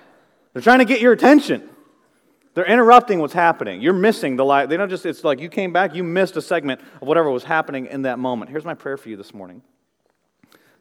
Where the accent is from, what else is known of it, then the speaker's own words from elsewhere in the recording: Midwest, United States; as a young boy growing up in the Midwest